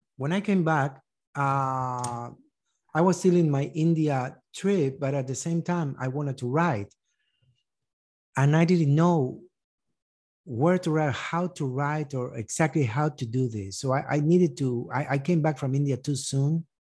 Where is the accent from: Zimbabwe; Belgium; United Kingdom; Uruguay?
Uruguay; moved away as an adult; also born or lived in East Texas; now in United States; I grew up in Uruguay